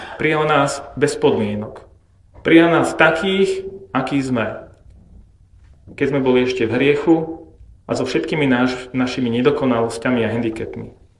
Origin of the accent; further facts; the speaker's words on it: Bratislava, Bratislava Region, Slovakia; ja som zase z Bratislavy